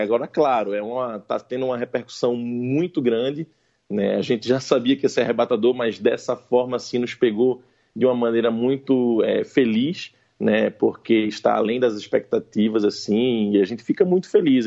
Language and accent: Portuguese; Pernambuco, Brazil; como um pernambucano, nordestino. Né, é, bom, eu sou muito nordestino, eu posso dizer que meu pai é cearense, minha mãe é paraibana e me conceberam em Pernambuco